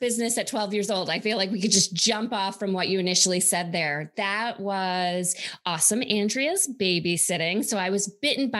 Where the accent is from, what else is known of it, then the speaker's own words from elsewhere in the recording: upstate New York, United States; I grew up in upstate New York.